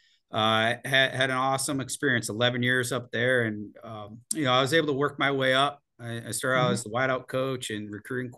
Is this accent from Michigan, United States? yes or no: yes; Michigan, United States; also born or lived in Florida; now in Ohio, United States; I'm from Michigan